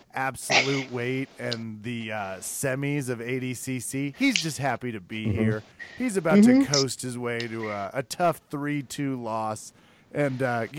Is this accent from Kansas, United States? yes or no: yes; Kansas, United States; I'm from Kansas inside the United States, not known for our swift intellect.